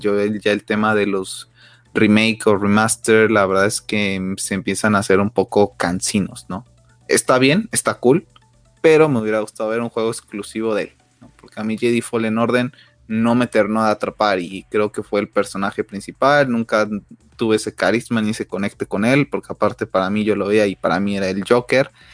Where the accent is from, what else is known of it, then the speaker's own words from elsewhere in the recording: Mexico; nosotros como mexicanos